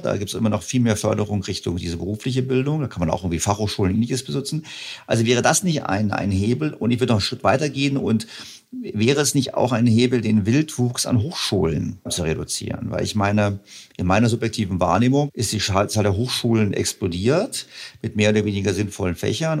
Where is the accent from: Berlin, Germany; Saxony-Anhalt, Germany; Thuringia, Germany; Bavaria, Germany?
Bavaria, Germany; Ich bin, auch in Bayern zur Schule gegangen, also zumindest Gymnasium